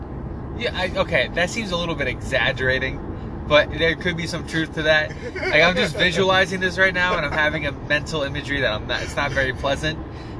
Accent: United States; as an American.

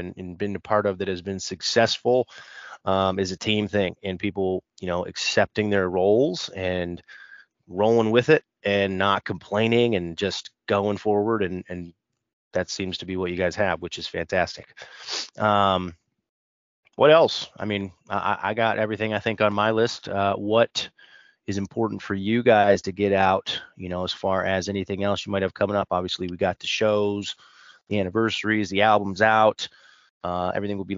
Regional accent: Cleveland, Ohio, United States; I'm from Cleveland

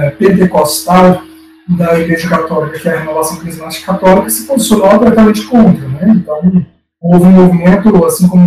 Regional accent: Goiânia, Goiás, Brazil; eu particularmente morava em Goiânia na época, né, eu sou goianiense, estava na, na, minha adolescência, eu na escola

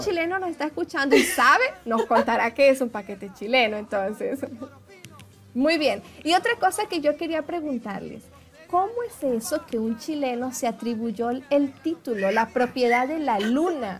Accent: Venezuela; moved away as an adult; now in Brazil; como venezolana, emigrante

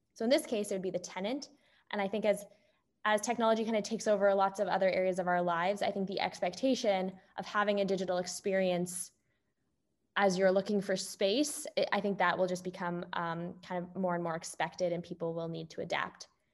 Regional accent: Canada; moved away as an adult; also born or lived in Toronto; now in Bay Area, United States; I'm Canadian

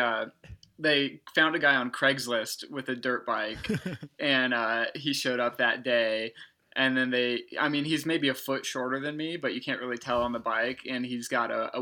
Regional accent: Indianapolis, Indiana, United States; now in Boulder, United States; I'm from Indianapolis, Indiana

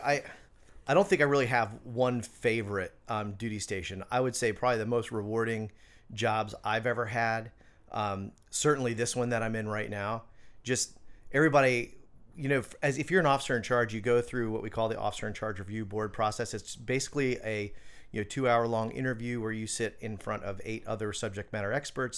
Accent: Orlando, Florida, United States; moved away as an adult; also born or lived in Hatteras, North Carolina / Charleston; I grew up in Orlando

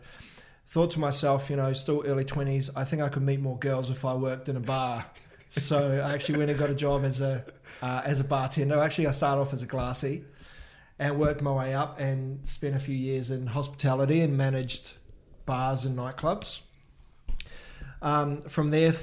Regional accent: Wellington, New Zealand; I grew up in Wellington in New Zealand

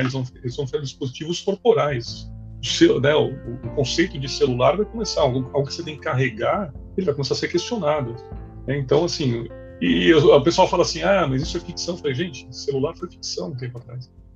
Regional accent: Brazil; como brasileiro

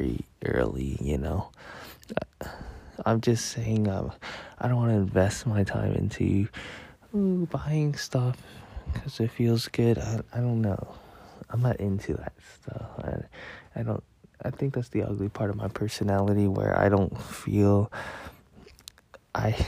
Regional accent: San Jose, California, United States; also born or lived in Merced; I grew up in San Jose

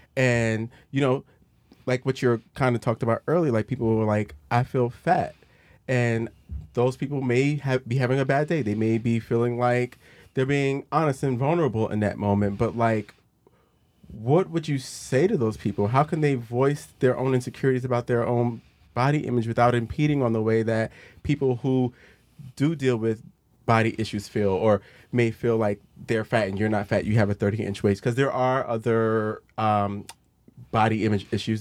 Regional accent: Virginia, United States; I was raised in Virginia for the most part

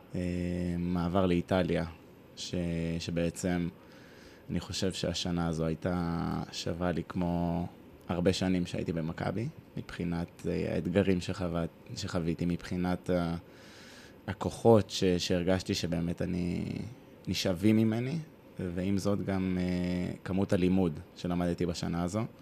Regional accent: Hod HaSharon, Central District, Israel; also born or lived in Tel Aviv / Italy; גדלתי בהוד השרון כילד

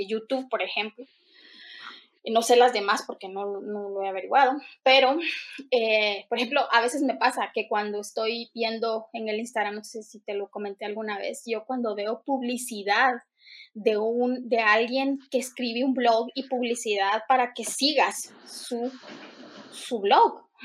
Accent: Guatemala; en mi país, pues cualquiera puede poner una iglesia eh, eh, aquí en la esquina y otro puede poner en la otra esquina otra iglesia. Lastimosamente en Guatemala

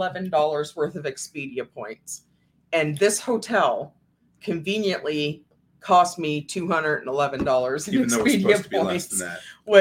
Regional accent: Canada; with us being Canadian.

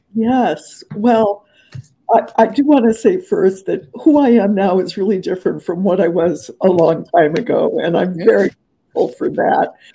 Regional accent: Southern California, United States; moved away; also born or lived in Los Angeles / Mexico; I grew up in Southern California

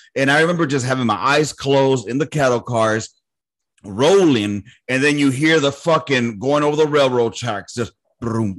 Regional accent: Los Angeles, California, United States; moved away; also born or lived in Miami; I grew up in South Central

